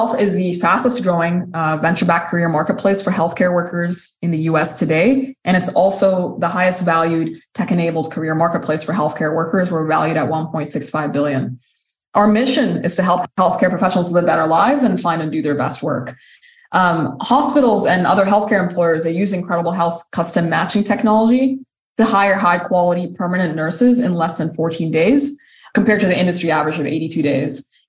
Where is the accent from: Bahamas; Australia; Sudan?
Sudan; also born or lived in Saudi Arabia / United Kingdom; now in United States; I'm originally from Sudan. I grew up in several different countries. I've lived in Saudi Arabia. I've lived in the UK before immigrating to the US when I was 24 years old.